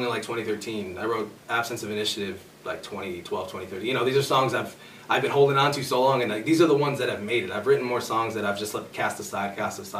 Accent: Oswego, Illinois, United States; now in Aurora, United States; I went to Oswego for schooling

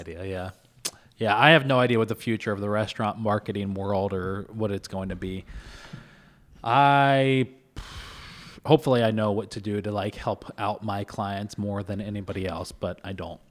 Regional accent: Kentucky, United States; now in Syracuse, United States; I was born and raised in Kentucky

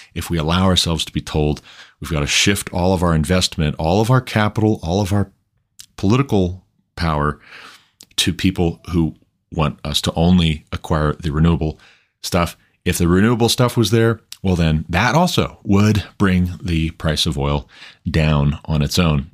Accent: United States; as an American

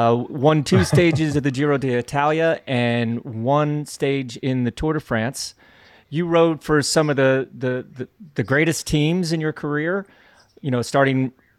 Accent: United States; as an American

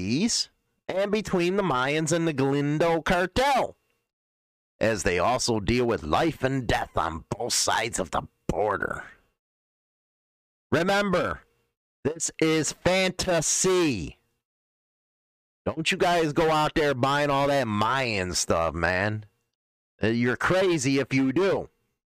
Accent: United States; I'm American

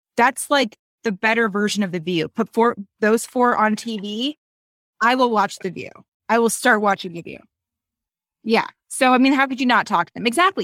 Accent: Reno, Nevada, United States; I'm from Reno

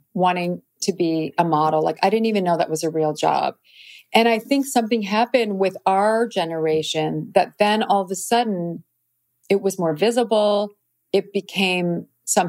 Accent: DeKalb, Illinois, United States; moved away; I loved where I grew up, but I knew I was not destined to stay in DeKalb, Illinois

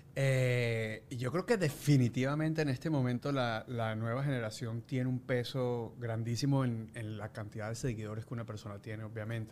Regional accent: Venezuela

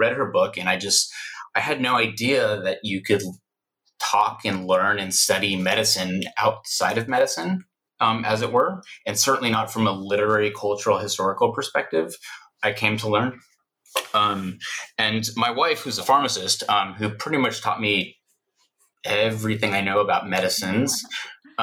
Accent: Houston, Texas, United States; moved away as an adult; also born or lived in Mexico City, Mexico / Palm Desert, California; I was born in Mexico City, and my family immigrated to the United States when I was about a year old, and I grew up in Houston, Texas.

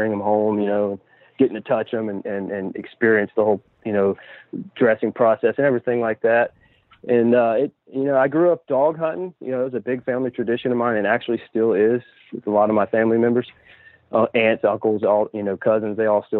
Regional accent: Umatilla, Florida, United States; I'm from Central Florida. I live in a little town called Umatilla. Lived here my whole life as far as the Central Florida region.

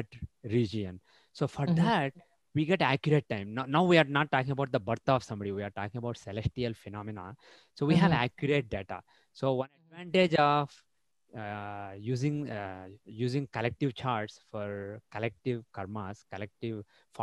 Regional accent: Andhra Pradesh, India; I'm from Andhra Pradesh

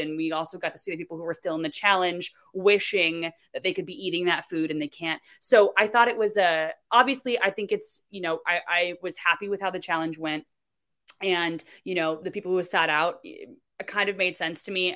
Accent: Florida, United States; I'm from Florida

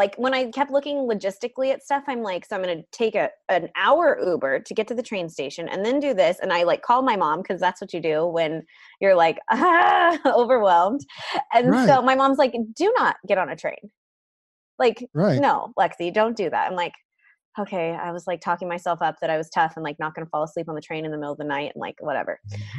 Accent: San Diego, California, United States; I am from San Diego, California. Born and raised? Yep.

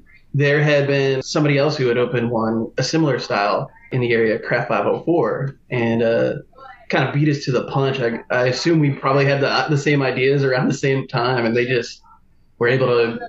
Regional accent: New Orleans, Louisiana, United States; I'm born and raised in New Orleans, Louisiana.

